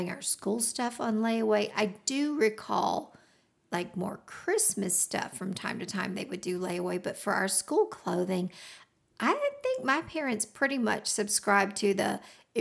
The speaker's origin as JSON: {"language": "English", "region": "the South", "country": "United States", "tie": "born or raised there", "said": "As a girl growing up in the South"}